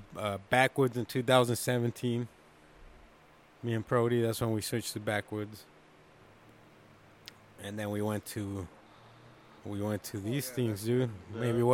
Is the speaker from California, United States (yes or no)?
yes; California, United States; moved away; Growing up in Cali